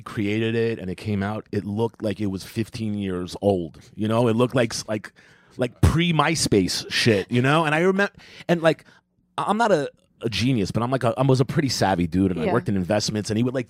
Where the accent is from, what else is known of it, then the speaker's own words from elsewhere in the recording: New York City, New York, United States; I'm from Queens.